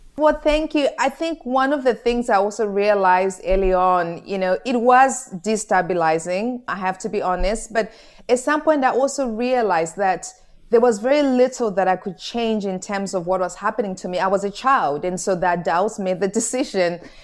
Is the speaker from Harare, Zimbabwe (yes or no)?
no; Goromonzi, Mashonaland East, Zimbabwe; moved away as an adult; also born or lived in London; I was born in a small village in Zimbabwe called Goromonzi, and my gogo, my grandmother raised me